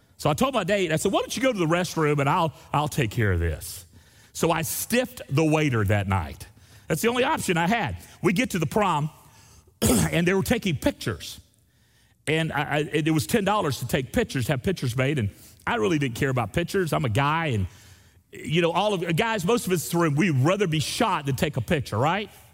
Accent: Destin, Florida, United States; I grew up in Destin, Florida, there on the beach

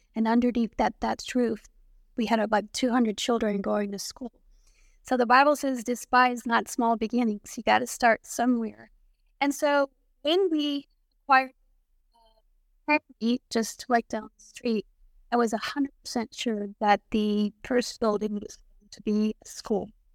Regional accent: Florida, United States; moved away as an adult; also born or lived in New Jersey / Puerto Rico; now in Haiti; I grew up in Florida, uh, when I was younger, I lived in Puerto Rico

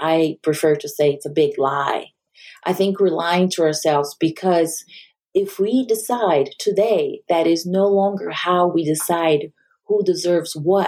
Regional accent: Brazil; also born or lived in Japan; now in United States; I am not from the U.S. I grew up in Brazil and I lived in Japan.

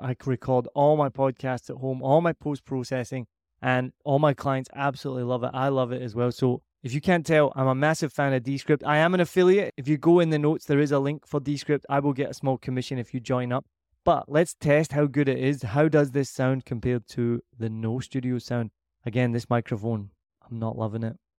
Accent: Scotland, United Kingdom; accent: Scottish; my Scottish accent

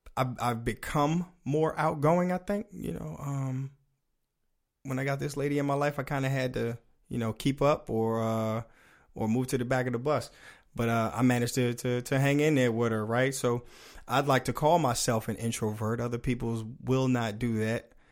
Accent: United States; accent: DMV; dude from the, the D M V, uh, major metropolitan area. So I got that, uh, accent in here.

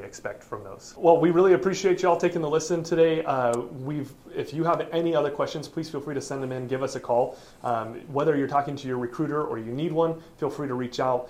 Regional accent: Oregon, United States; I am from Oregon. I am from there.

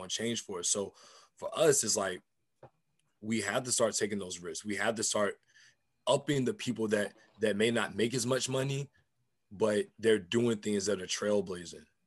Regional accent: United States; I'm African American. We're rooted here

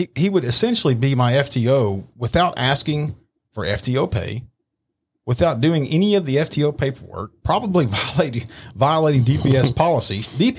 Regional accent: Irving, Texas, United States; moved away as an adult; I grew up in Irving

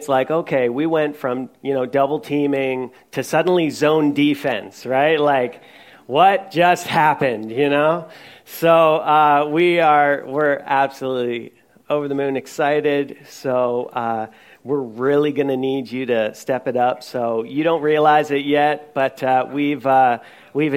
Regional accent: Newfoundland and Labrador, Canada; I'm from Newfoundland, so we do jigs

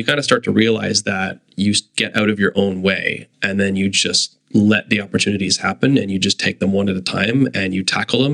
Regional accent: Kitchener, Ontario, Canada; I grew up in Kitchener-Waterloo

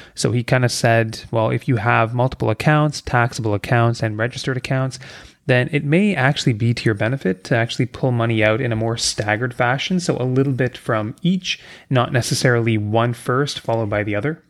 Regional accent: Kingston, Ontario, Canada; I grew up in Kingston, Ontario, a much smaller town than I am now

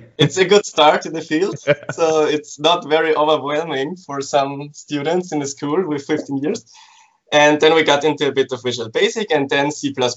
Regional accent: Graz, Styria, Austria; I'm from Graz, which is the second biggest city in Austria, in Central Europe

